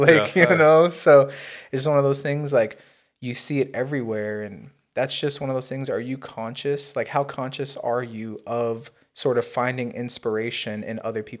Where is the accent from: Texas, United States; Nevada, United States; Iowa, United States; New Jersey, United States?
Nevada, United States; Las Vegas; When I was growing up in Vegas, I went to the Floyd Mayweather camp.